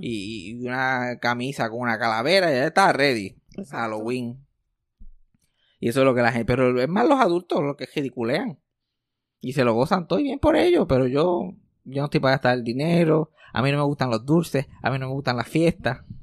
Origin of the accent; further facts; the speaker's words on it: Puerto Rico; accent: jíbaro; mi acento jíbaro